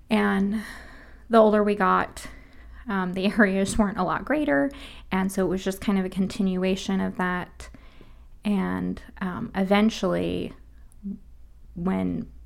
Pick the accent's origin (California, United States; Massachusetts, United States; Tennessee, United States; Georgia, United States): California, United States; Sacramento; born there; also born or lived in Hawaii; I was born in Sacramento, California, um, and then we moved to Hawaii